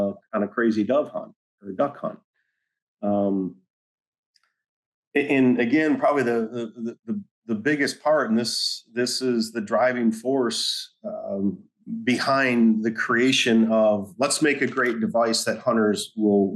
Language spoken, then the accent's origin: English; Michigan, United States; moved away; I was born and raised in Michigan